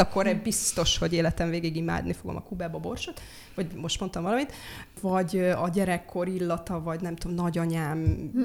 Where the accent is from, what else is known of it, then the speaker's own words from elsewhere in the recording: Slovakia; moved away as an adult; also born or lived in Pécs / Budapest; now in Hungary; én felvidéki származású vagyok. Határon túli magyarként